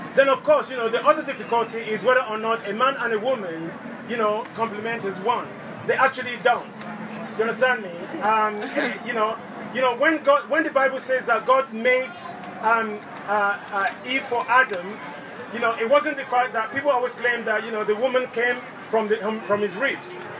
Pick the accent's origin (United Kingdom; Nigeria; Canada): Nigeria; moved away; i grew up in Nigeria